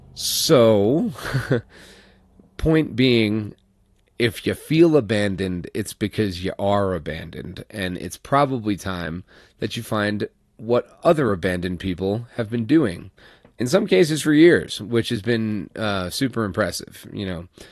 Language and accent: English; New York, United States; moved away; I'm from New York